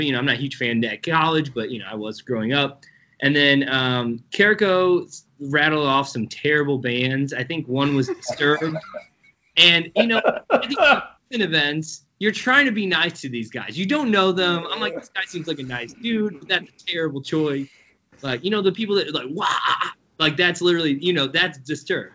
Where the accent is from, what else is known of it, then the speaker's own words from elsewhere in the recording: St. Louis, Missouri, United States; also born or lived in Afton, Missouri; born and raised in St. Louis, I grew up in the Benton Park area